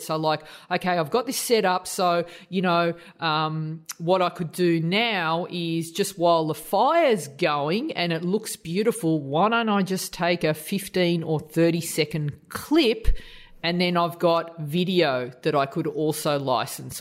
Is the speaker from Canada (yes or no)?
no; Australia; as an Aussie